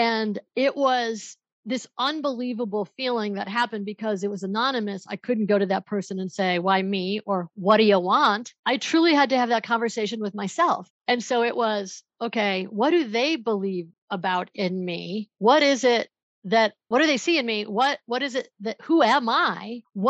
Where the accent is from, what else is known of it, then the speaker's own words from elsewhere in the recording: Buffalo, New York, United States; now in Denver, United States; So my background is I moved out here from Buffalo, New York. I'm in Denver, Colorado, and I moved out here to go to law school